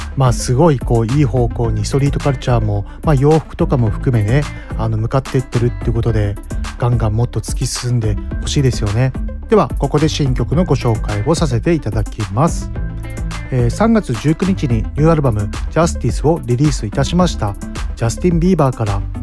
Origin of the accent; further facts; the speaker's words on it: Mito, Ibaraki, Japan; 私、双葉台出身なんで